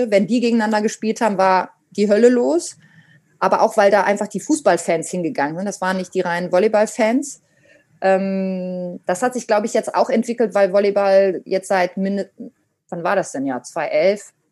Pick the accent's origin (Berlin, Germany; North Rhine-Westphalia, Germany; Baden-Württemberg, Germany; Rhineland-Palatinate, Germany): North Rhine-Westphalia, Germany; Münster; ich bin in Münster mit Trommeln groß geworden